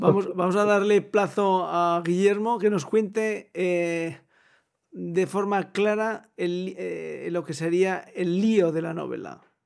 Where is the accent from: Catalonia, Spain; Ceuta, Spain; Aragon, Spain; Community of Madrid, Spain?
Aragon, Spain; Almudévar; yo que soy de Almudévar, provincia de Huesca